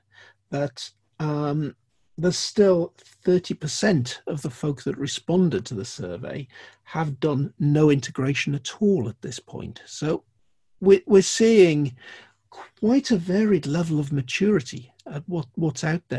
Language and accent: English; Geordie, North East England, United Kingdom; being a Geordie